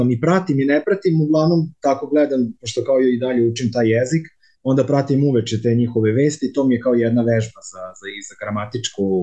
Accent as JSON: {"language": "Croatian", "town": "Zrenjanin", "region": "Vojvodina", "country": "Serbia", "moved": "as an adult", "lives_now": "Frankfurt, Germany", "said": "ja sam zrenjaninac koji živi trenutno zadnjih tri i po godine, možda i malo više u Frankfurtu"}